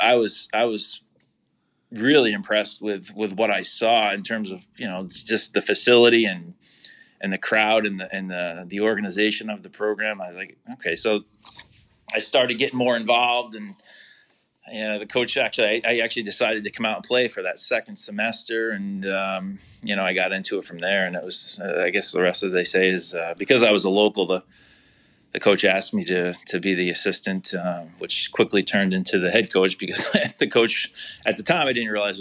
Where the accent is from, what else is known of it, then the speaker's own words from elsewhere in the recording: Albany, New York, United States; I'm from Albany, born and raised. I'm still here